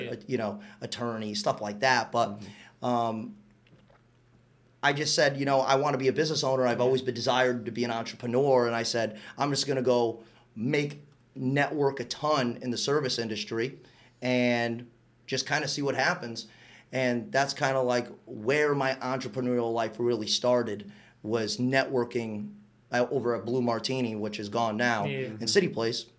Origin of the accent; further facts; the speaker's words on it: West Palm Beach, Florida, United States; also born or lived in Waterbury, Connecticut; I grew up here in West Palm Beach